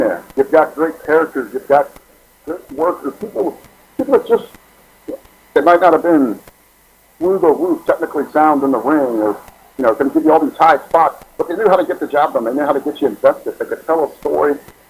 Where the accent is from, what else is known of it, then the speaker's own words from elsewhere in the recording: Cincinnati, Ohio, United States; We're both from Cincinnati, Ohio.